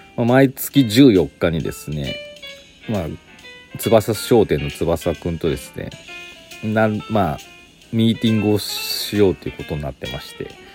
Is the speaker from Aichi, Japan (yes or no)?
yes; Aichi, Japan; moved away as an adult; now in Gifu, Japan; 私岐阜歴14年愛知県出身